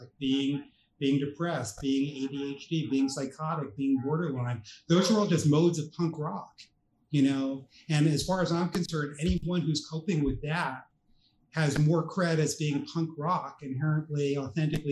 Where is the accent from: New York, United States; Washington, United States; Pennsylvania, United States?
New York, United States; I grew up in New York